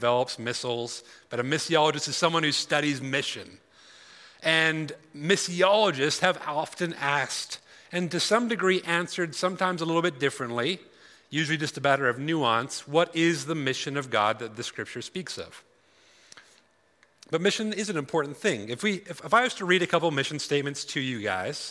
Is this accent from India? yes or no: no; Alberta, Canada; I'm from Alberta